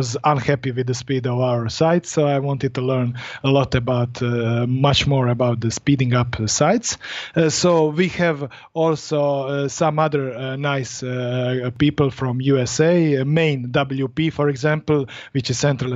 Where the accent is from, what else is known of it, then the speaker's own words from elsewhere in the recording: Split, Split-Dalmatia County, Croatia; I'm from Europe, Croatia, exactly, split